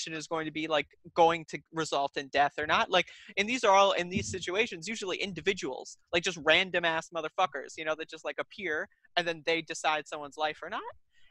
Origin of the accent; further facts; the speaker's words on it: United States; as an American